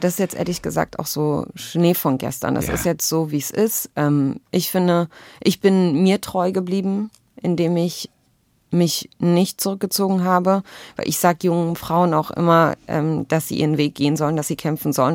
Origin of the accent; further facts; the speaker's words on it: Berlin, Germany; ich bin als zwölftes Kind von 13 einer palästinensischen Flüchtlingsfamilie geboren in Berlin